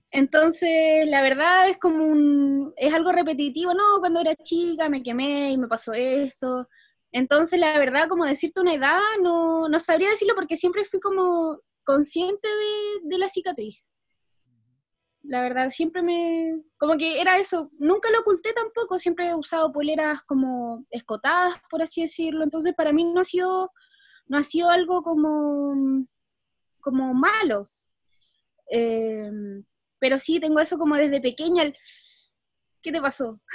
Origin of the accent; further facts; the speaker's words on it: Santiago, Santiago Metropolitan Region, Chile; Cuando era pequeña, nosotros vivíamos acá en Santiago